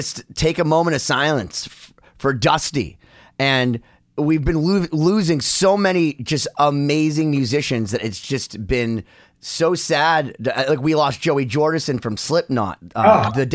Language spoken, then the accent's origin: English; United States; I'm an American, right? I'm an American.